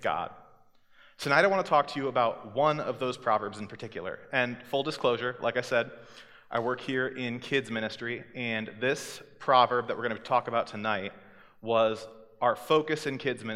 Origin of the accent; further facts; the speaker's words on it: Centerville, Iowa, United States; moved away; I'm from Centerville, Iowa, which is 3 hours south of here